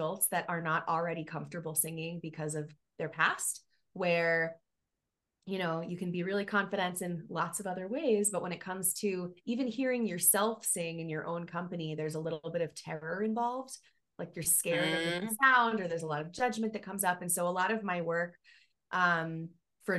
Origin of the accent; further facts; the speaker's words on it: Miami, Florida, United States; moved away as an adult; now in Colorado, United States; I grew up in Miami